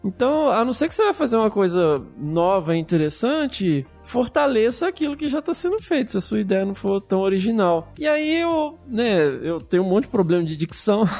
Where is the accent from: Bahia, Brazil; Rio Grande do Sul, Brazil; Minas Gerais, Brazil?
Minas Gerais, Brazil; Carangola; eu sou do interior de Minas, né? Uma cidade hoje já um pouco maior, mas eu cresci numa cidade de menos de 20 mil habitantes. Uma cidadezinha no interior de Minas chamada Carangola